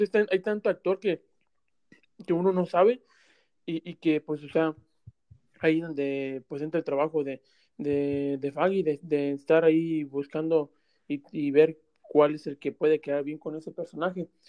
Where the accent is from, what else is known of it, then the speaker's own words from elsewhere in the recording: Mexico; moved away; que somos de México